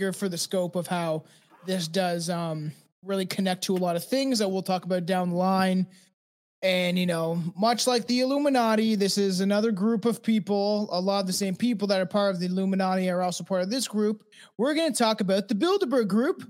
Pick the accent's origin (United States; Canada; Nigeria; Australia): Canada; I'm Canadian